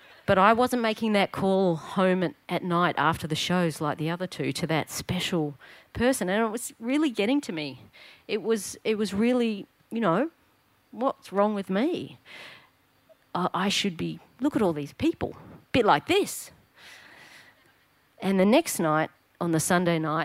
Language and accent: English; Victoria, Australia; I was just a little tacker growing up in Paran